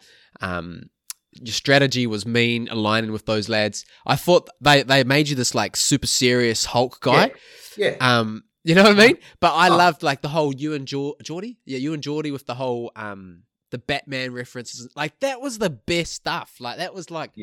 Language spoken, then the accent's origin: English; New Zealand; now in Australia